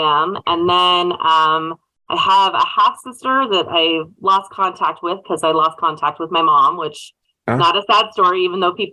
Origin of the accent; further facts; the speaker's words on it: Laramie, Wyoming, United States; I was born and raised in Laramie, Wyoming